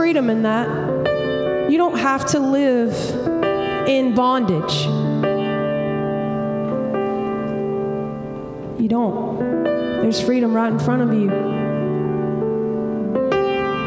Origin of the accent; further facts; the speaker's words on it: Montgomery, Alabama, United States; now in Nashville, United States; I'm originally from Montgomery, Alabama